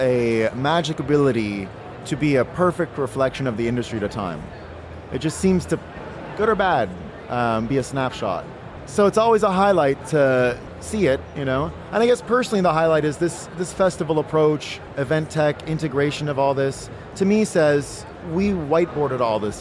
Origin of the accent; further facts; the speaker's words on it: Canada; moved away as an adult; now in United States; I'm from Canada